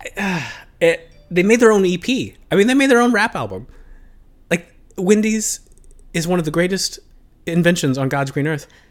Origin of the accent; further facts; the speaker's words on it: United States; as an American